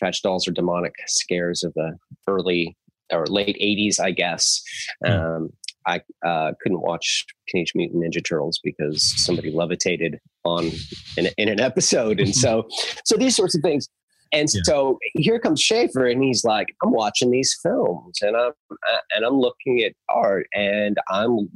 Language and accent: English; Southern California, United States; my teenage years back in Southern California, where I lived in the Yellow Valley, and I was homeschooled my whole